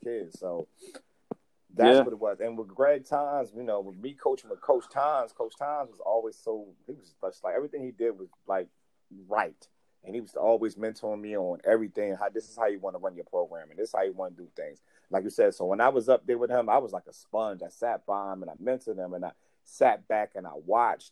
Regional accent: Orange, New Jersey, United States; I grew up in Orange. Orange is my town, my city

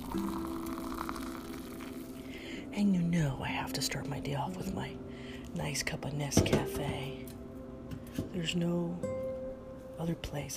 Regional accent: California, United States; California is my home sweet home

